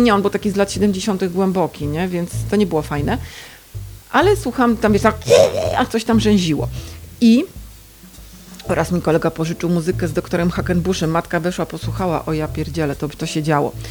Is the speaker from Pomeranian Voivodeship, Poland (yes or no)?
yes; Gdańsk, Pomeranian Voivodeship, Poland; U nas jednak było trochę inaczej w Gdańsku